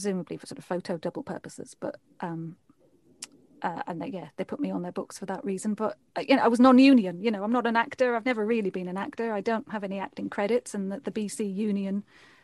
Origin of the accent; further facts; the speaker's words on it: United Kingdom; accent: British; also born or lived in Vancouver; I moved back to the UK and I went back to being blonde and my British accent